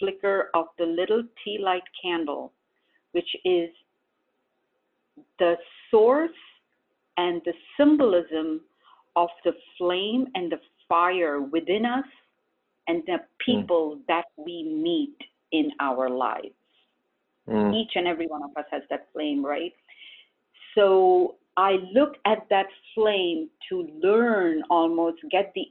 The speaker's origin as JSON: {"language": "English", "country": "India", "tie": "born or raised there", "moved": "yes", "lives_now": "Syracuse, United States", "said": "we did this as a family growing up in India"}